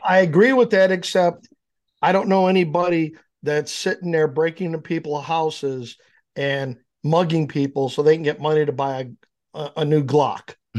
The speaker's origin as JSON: {"language": "English", "town": "Downers Grove", "region": "Illinois", "country": "United States", "tie": "born or raised there", "also_born_or_lived": "Naperville", "lives_now": "Yorkville, United States", "said": "I grew up in Downers"}